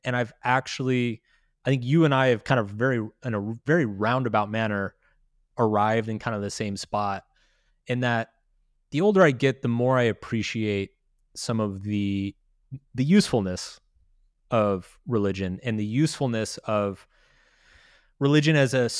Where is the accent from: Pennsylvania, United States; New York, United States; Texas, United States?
Texas, United States; I mean, so I grew up quite religious. I grew up in Texas.